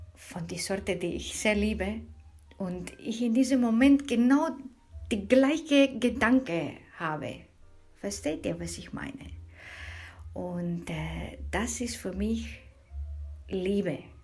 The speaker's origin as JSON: {"language": "German", "country": "Spain", "second_language": "German", "moved": "yes", "said": "ich bin aus Spanien"}